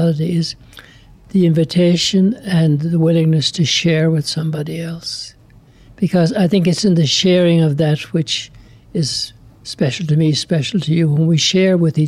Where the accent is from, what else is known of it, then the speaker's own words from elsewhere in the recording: Ireland; moved away as an adult; now in Lubbock, United States; I'm from Ireland. I like to describe myself as FBI, foreign-born Irish